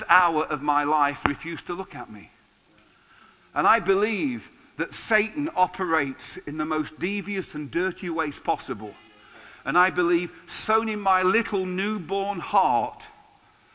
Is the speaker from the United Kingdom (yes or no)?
yes; England, United Kingdom; being English